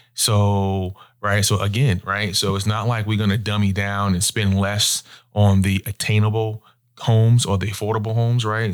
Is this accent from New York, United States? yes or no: yes; Long Island, New York, United States; moved away as an adult; also born or lived in Virginia; now in Charlotte, United States; born and raised in Long Island, New York